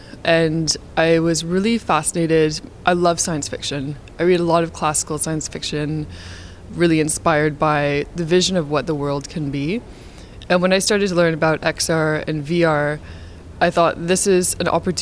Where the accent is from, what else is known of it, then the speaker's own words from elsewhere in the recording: Canada; so I'm Canadian. I grew up in Canada.